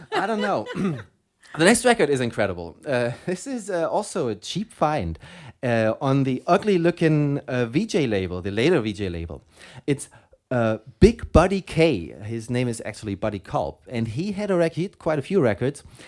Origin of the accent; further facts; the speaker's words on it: Germany; accent: German; English is a second language; my German accent